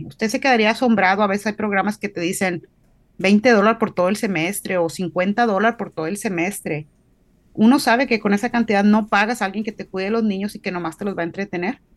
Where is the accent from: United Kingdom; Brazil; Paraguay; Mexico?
Mexico; Río Bravo, Tamaulipas; moved away as an adult; now in Nashville, United States; Soy orgullosamente mexicana, este, tamaulipeca, de ahí de cerquitas del valle